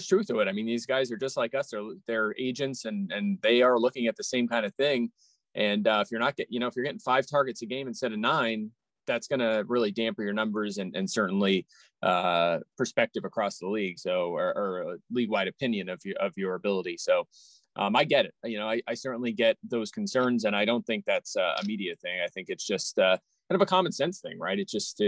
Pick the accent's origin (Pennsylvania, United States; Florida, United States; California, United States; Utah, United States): Pennsylvania, United States; Philadelphia; I'm from the Philly area